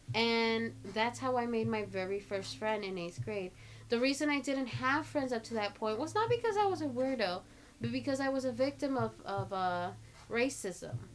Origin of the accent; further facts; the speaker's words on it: Los Angeles, California, United States; I was born in East LA. I grew up in South LA for the first like six years of my life